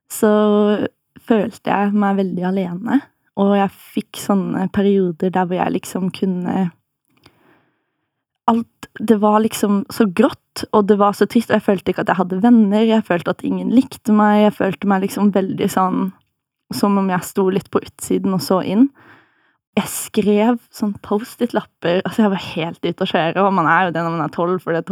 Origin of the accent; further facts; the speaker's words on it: Farsund, Agder, Norway; Kommer opprinnelig fra Jeg vil si at jeg kommer fra Farsund, kanskje.